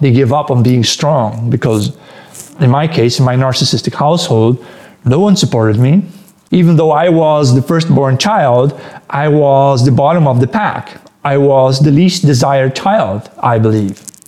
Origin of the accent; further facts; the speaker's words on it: Netherlands; also born or lived in Antwerp, Belgium; I'm Dutch, but uh, I was born in the Netherlands, and then when I was one day old, they moved me to Belgium, where I lived, the, spent the first three years of my life there near Antwerp